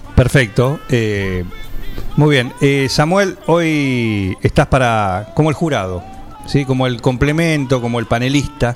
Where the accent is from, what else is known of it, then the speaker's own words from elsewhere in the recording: Buenos Aires, Argentina; now in 9 de Julio, Argentina; pero de origen. Claro. Yo soy de Villurca. De Villurquiza